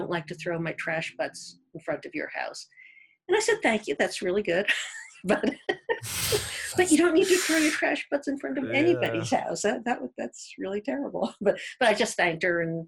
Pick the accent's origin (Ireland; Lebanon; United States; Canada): United States; East Coast; moved away as an adult; also born or lived in the South (US); now in Sun Valley, United States; I'm from the East Coast, and I lived down in the South for a while